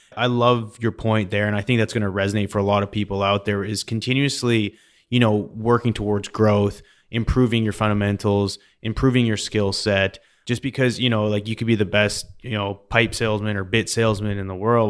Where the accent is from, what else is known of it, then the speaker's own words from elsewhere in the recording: Canada; now in United States; I recently became an American citizen. I'm from Canada originally.